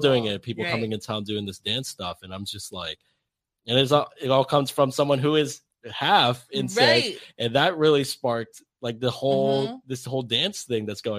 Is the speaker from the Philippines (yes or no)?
yes; Philippines; But it's like, I grew up in the Philippines. Like, I'm Filipino.